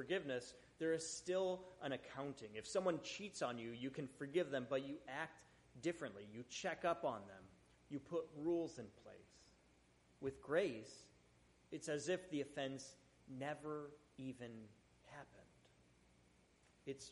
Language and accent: English; Buffalo, New York, United States; I grew up in Buffalo